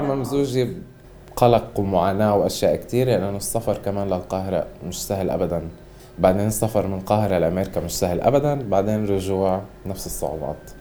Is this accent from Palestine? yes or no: yes; Gaza, Gaza Strip, Palestine; احنا كفلسطينيين خصوصا بغزه